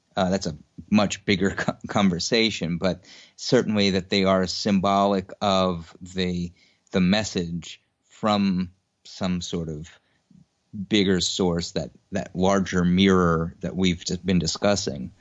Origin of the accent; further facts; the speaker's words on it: New York City, New York, United States; I grew up in Queens, New York